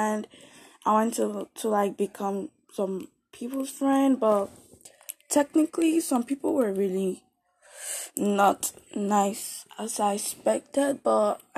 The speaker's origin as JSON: {"language": "English", "country": "Nigeria", "moved": "yes", "lives_now": "Canada", "said": "I came from Nigeria and to Canada"}